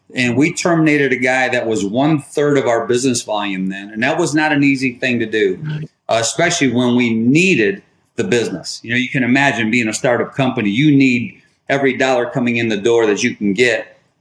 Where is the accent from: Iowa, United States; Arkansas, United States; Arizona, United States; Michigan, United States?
Michigan, United States; Detroit; moved away as an adult; now in Charlotte, United States; We moved from Detroit, where I grew up from, and uh, we now live in the Charlotte, North Carolina area